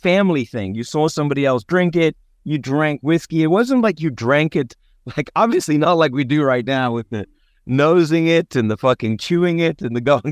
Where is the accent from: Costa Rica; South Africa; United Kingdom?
South Africa; Cape Town, Western Cape; growing up in Cape Town